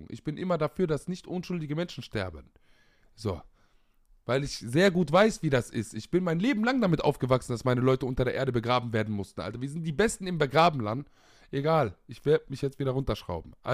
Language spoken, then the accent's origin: German; Palestine; Vor allem in meiner Perspektive als Palästinenser.